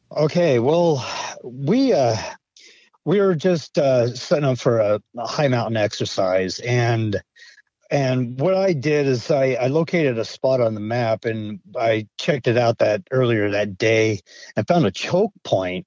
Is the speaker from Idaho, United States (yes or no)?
yes; Idaho, United States; also born or lived in Montana; now in Maine, United States; I I grew up in Idaho, and you know I spent my summers in in a town of Cascade and a town of Stanley, Idaho